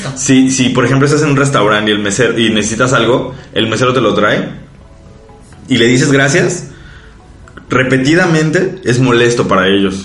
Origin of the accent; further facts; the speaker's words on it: Mexico; moved away; nosotros como mexicanos